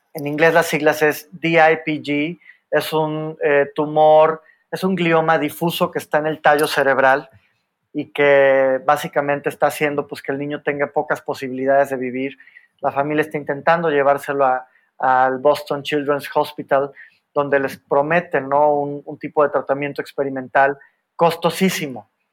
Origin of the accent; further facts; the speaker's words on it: Mexico; Soy el único mexicano, el único abogado y, y el único hombre latinoamericano